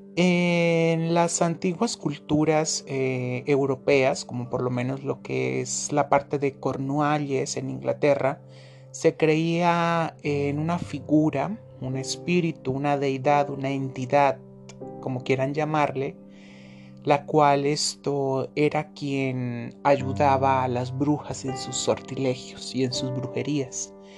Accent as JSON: {"language": "Spanish", "country": "Colombia", "said": "soy de Colombia"}